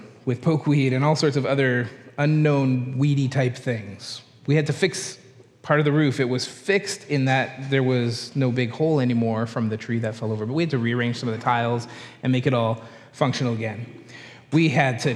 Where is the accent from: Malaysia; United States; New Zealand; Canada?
Canada; accent: Canadian; we're from Canada